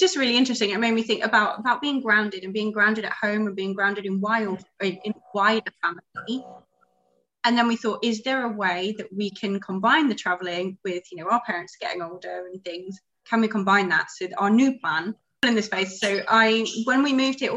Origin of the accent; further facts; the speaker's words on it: United Kingdom; moved away as an adult; now in Ho Chi Minh City, Vietnam; as a Brit